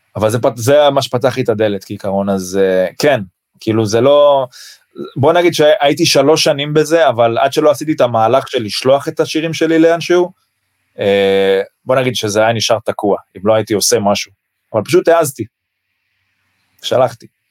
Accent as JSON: {"language": "Hebrew", "country": "Israel", "said": "אני מישראל"}